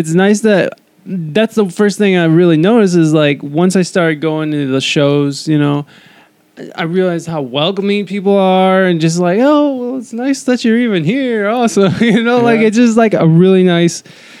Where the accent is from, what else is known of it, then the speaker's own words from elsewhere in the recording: Ohio, United States; now in West Coast, United States; I'm from Ohio, so like coming up. in Ohio